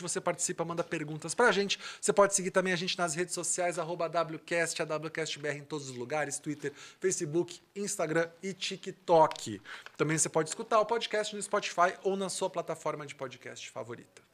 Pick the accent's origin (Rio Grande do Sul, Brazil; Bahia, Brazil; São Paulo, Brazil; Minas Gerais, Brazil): Rio Grande do Sul, Brazil; eu sou gaúcho